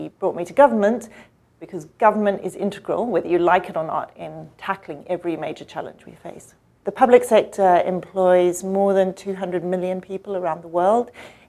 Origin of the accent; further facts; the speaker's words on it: Botswana; also born or lived in Zimbabwe / South Africa; So I'm an African. I grew up in Botswana, Zimbabwe for a while, and South Africa for a while too.